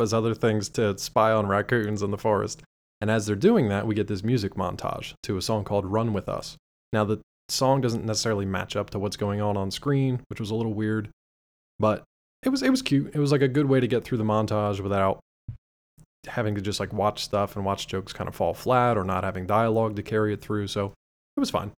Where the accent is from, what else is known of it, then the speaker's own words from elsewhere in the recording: United States; we're American